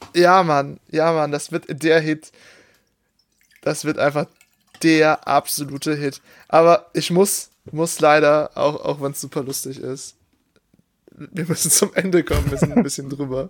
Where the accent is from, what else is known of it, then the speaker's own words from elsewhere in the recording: Oberbergisches Land, North Rhine-Westphalia, Germany; ich komme aus dem Oberbergischen, das ist alles sehr bergig